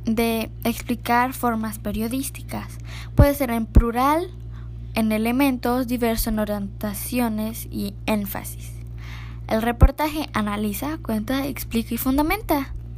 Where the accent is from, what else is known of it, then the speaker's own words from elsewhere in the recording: Playa del Carmen, Quintana Roo, Mexico; Soy de Playa del Carmen, Quintana Roo